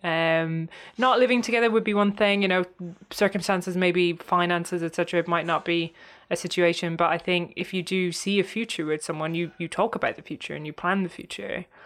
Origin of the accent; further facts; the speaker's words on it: Cork, Munster, Ireland; moved away as an adult; also born or lived in San Francisco, United States; now in London, United Kingdom; my hometown, um, which is Cork in Ireland